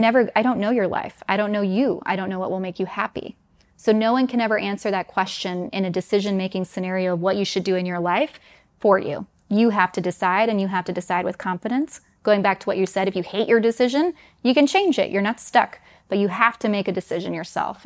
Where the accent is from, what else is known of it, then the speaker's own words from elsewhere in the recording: New York City, New York, United States; moved away as an adult; also born or lived in Denmark; I was born in New York City, grew up in the New York area, but I'm also half Danish